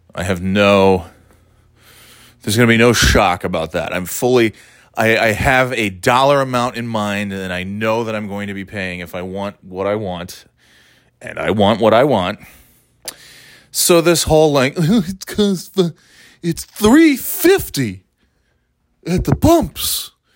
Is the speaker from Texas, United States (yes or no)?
no; New York, United States; now in New England, United States; I'm from New York. It is my home